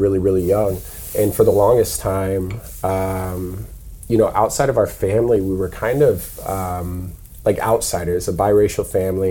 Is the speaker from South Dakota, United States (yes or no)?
yes; South Dakota, United States; moved away; I grew up in South Dakota